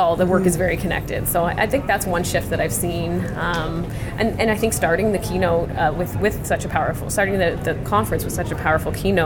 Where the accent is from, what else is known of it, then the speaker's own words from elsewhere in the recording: Canada; as a Canadian